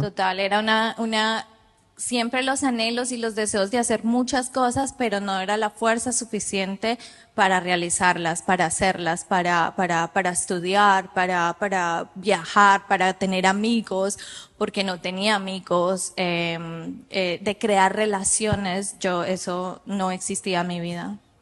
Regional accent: Colombia; moved away as an adult; yo soy de Colombia. Cuando yo tengo ocho años

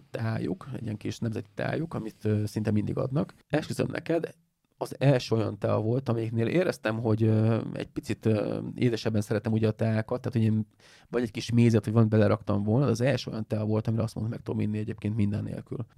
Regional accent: Hungary; Kérdezte tőlem, hogy honnan jöttem. Ez a, Where are you come from? Mondom, from Hungary.

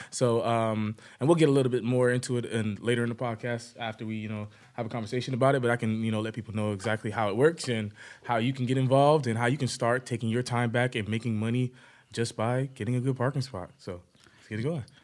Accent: Broward County, Florida, United States; I really grew up in Broward County

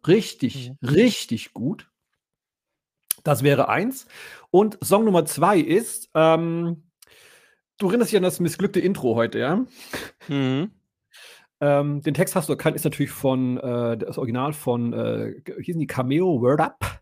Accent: West Germany, Germany; Ich als Wessi

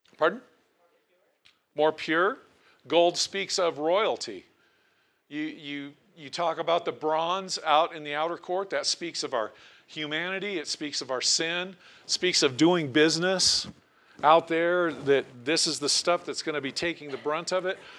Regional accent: Portland, Oregon, United States; also born or lived in Tillamook, Oregon; now in Cody, United States; I was born in Portland, Oregon, but we lived on the coast at the time in Tillamook, Oregon.

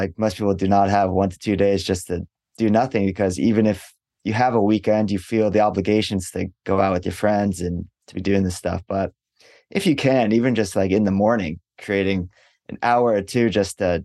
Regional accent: Los Angeles, California, United States; moved away as an adult; now in Osaka, Japan; I grew up in Los Angeles

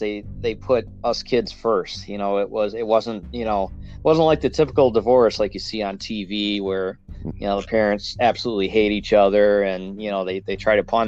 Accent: Sterling Heights, Michigan, United States; I was born and raised right here in Michigan

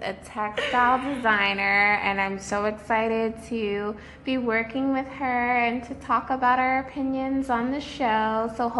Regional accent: New York City, New York, United States; I'm an artist from Brooklyn.

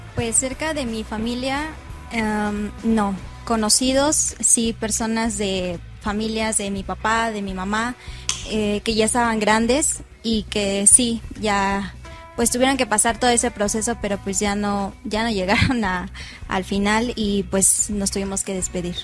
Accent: Cocotitlán, State of Mexico, Mexico; Yo soy del municipio de Cocotitlán

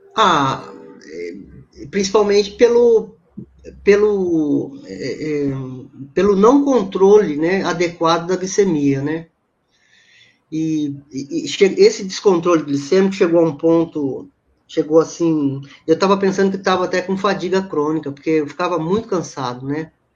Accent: Campinas, São Paulo, Brazil; Eu moro em Campinas, né? Sou de Campinas.

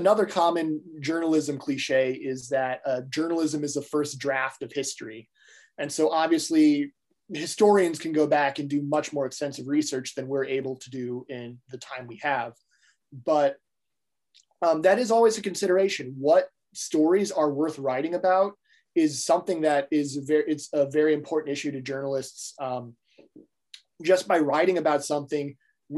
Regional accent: Mishawaka, Indiana, United States; I am from South Bend, I guess technically from Mishawaka, which is a city right next to South Bend

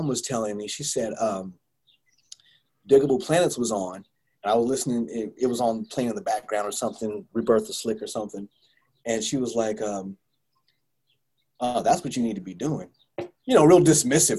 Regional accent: Bay Area, California, United States; moved away; When I was growing up in the Bay Area

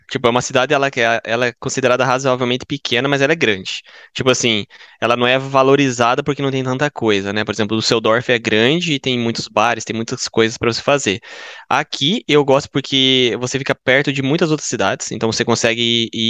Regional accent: Curitiba, Paraná, Brazil; moved away as an adult; now in Bochum, Germany; eu tenho 28 anos. Eu vim de Curitiba.

